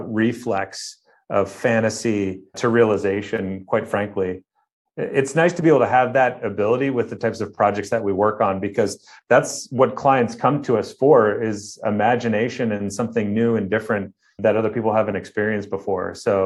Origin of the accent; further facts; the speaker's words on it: Midwest, United States; growing up in the Midwest, obviously the colder months I was inside, exploring and creating.